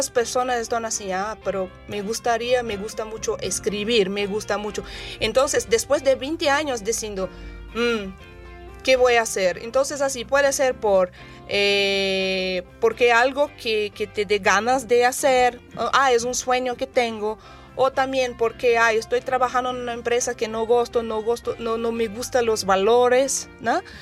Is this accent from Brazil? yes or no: yes; Brazil; also born or lived in Japan; now in San Luis Potosí, Mexico